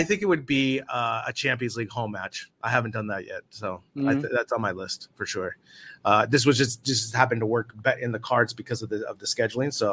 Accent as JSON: {"language": "English", "country": "United States", "moved": "as an adult", "lives_now": "Spain", "said": "as an American"}